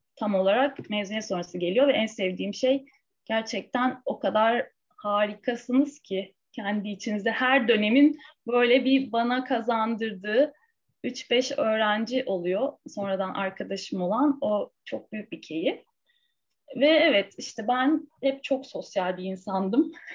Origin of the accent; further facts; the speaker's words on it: Istanbul, Turkey; ben yani Fulya'da büyüdüm Beşiktaş'ın göbeğinde